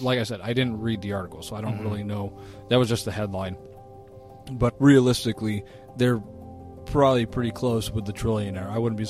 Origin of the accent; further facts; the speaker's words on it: United States; it's our right as Americans.